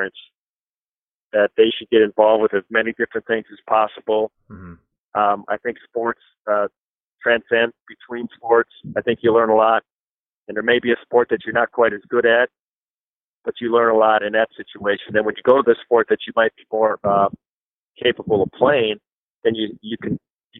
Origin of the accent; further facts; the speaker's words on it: La Crosse, Wisconsin, United States; that's my hometown. I grew up in La Crosse, Wisconsin.